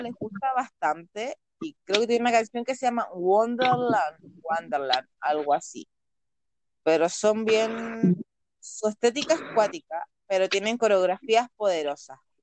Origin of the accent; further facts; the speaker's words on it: Chile; nací en Chile